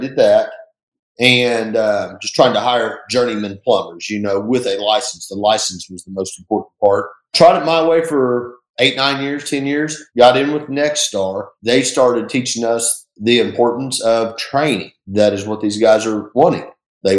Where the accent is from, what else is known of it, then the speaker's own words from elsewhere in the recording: Enid, Oklahoma, United States; moved away as an adult; now in Tulsa, United States; I'm from Enid, Oklahoma